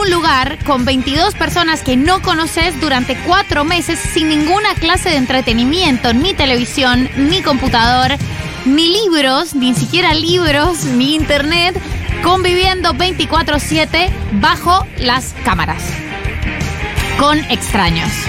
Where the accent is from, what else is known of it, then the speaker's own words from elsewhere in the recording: Colombia; soy colombiana, tengo 31 años